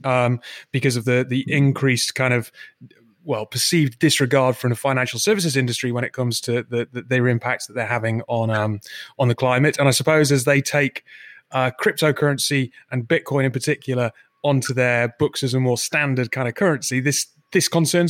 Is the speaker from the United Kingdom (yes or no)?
yes; United Kingdom; being British